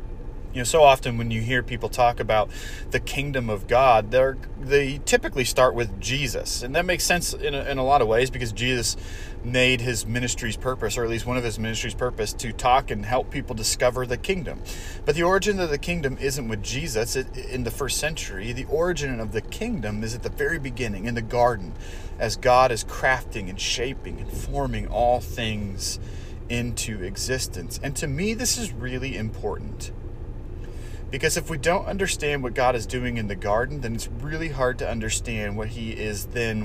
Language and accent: English; Portland, Oregon, United States; I grew up in Portland, which a suburb of Portland is Beaverton